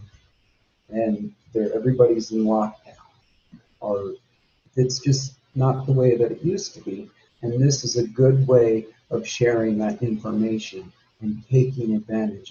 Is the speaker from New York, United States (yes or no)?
no; Fairbanks, Alaska, United States; also born or lived in Minto, Alaska; I was born in Fairbanks in 1980, and then my earliest memories are in Minto with my family